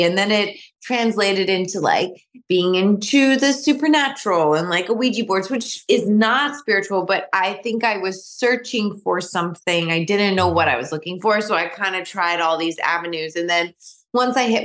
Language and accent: English; New York, United States; now in Michigan, United States; I'm from New York, a lot of my family still lives in New York